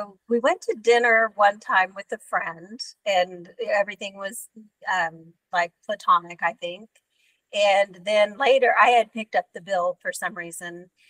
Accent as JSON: {"language": "English", "region": "Texas", "country": "United States", "said": "I'm a Texan"}